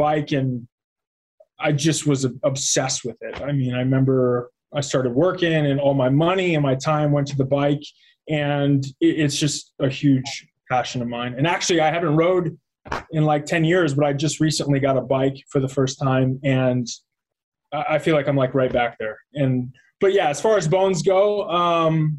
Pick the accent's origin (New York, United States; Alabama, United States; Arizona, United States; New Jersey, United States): Arizona, United States; also born or lived in Columbia, Maryland / Chicago; was in Chicago until third grade, and then we moved to Arizona, and was there pretty much most of my life